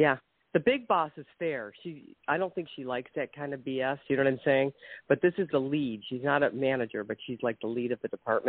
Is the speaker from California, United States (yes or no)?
no; Avon, Ohio, United States; I was raised in Avon